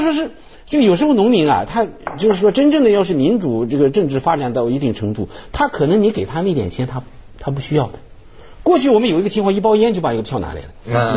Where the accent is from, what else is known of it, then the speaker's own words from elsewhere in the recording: China; 我们中国人